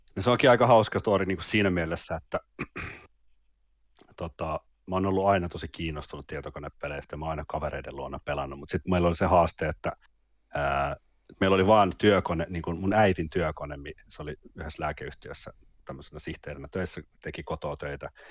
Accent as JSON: {"language": "Finnish", "town": "Vantaa", "region": "Uusimaa", "country": "Finland", "tie": "born or raised there", "also_born_or_lived": "Jyväskylä / Mikkeli / Helsinki", "said": "Mä oon syntynyt Jyväskylässä vuonna 1984. ja tota, en tiedä. siitä siitä Mikkelin kahdeksaksi vuodeksi ja sitten 93 vuonna kolmannelle luokalle meni Vantaalla"}